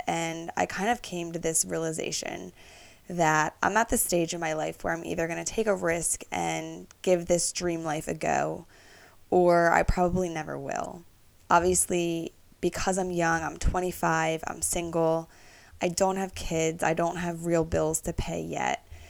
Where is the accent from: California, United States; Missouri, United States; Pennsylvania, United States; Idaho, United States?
Pennsylvania, United States; Philadelphia; also born or lived in New York; I'm from Northeast Philadelphia